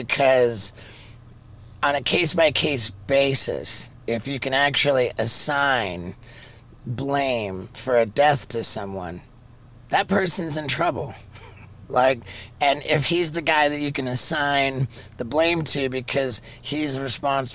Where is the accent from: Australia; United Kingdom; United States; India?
United Kingdom; London; I grew up in London, England